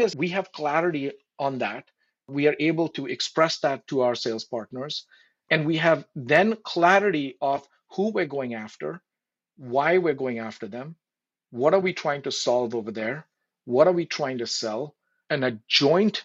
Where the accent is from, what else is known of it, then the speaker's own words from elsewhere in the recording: India; moved away; I grew up in India, and obviously India is very close to my heart